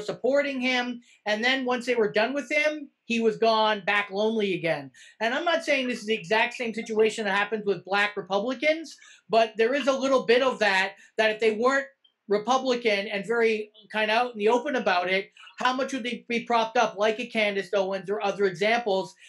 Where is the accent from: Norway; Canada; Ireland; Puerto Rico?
Canada; we're Canadian